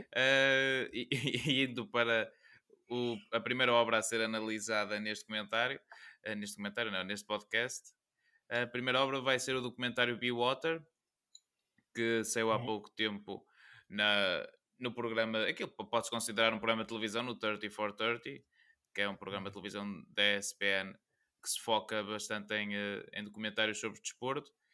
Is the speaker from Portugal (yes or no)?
yes; near Porto, Norte, Portugal; Tinha aqui uma escola perto de casa